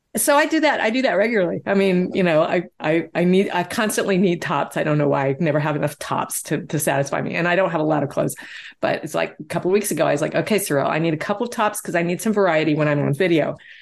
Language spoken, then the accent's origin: English; Deep South, United States; I grew up in the Deep South.